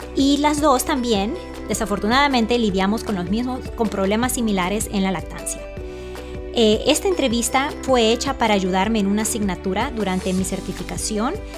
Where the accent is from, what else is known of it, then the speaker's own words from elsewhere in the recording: El Salvador; now in Virginia, United States; yo soy salvadoreña